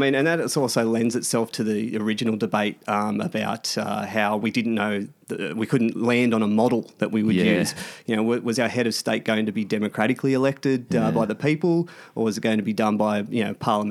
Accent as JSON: {"language": "English", "country": "Australia", "said": "As an Australian"}